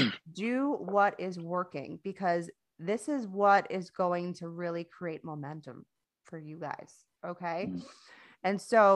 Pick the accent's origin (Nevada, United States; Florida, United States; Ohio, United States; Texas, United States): Florida, United States; moved away as an adult; now in North Carolina, United States; I'm actually from Florida, not from North Carolina. As you can probably hear, I don't have an accent. I'm not from here.